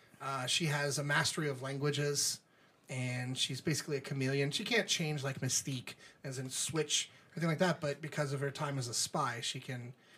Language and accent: English; New Orleans, Louisiana, United States; accent: neutral; Much like me, not sounding like I was born and raised in New Orleans, Louisiana, and spent most of my life there, generated a neutral accent.